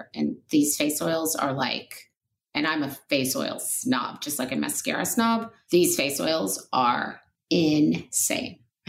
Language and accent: English; Oklahoma, United States; now in Los Angeles, United States; I grew up in Oklahoma, but I live in LA.